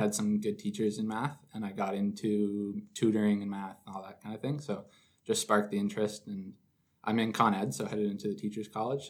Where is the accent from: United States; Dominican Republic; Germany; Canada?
Canada; Perth, Ontario; I'm from Perth, Ontario